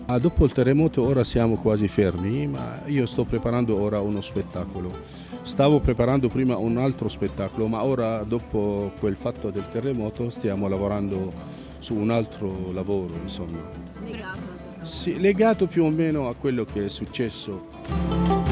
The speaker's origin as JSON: {"language": "Italian", "town": "Aleppo", "region": "Aleppo Governorate", "country": "Syria", "also_born_or_lived": "Rome", "second_language": "Italian"}